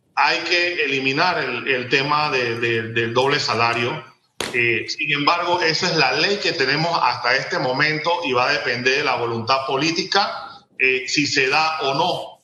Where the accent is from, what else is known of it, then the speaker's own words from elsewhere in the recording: San Miguelito, Panama; Yo que soy de barrios populares, que todavía vivo en el distrito de San Miguelito